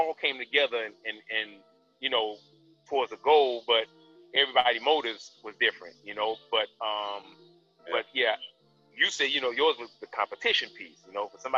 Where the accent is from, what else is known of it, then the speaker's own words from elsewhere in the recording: Florida, United States; now in Tennessee, United States; I'm from Florida